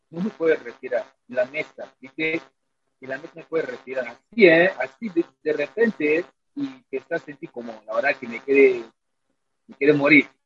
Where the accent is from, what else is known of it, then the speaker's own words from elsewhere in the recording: Nigeria; Spanish is a second language; Mira, la verdad, en Nigeria creo que no se hace frío, frío, frío no, porque nosotros todo el año puede estar con manta corta